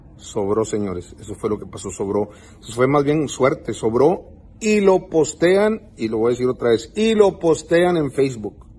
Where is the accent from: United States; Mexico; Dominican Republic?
United States; Texas; yo vivo en Estados Unidos, nacido en Estados Unidos